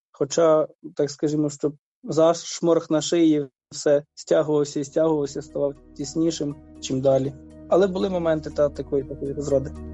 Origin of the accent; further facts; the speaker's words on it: Kherson Oblast, Ukraine; moved away as an adult; also born or lived in Melitopol; я родом з Херсонщини, моє село в окупації